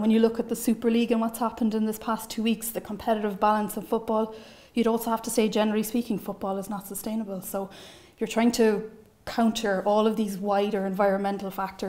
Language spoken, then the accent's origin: English; Cork, Munster, Ireland